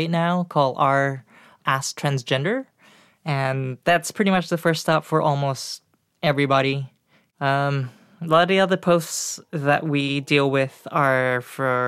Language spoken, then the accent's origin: English; Singapore; moved away as an adult; now in United States; I was born in Singapore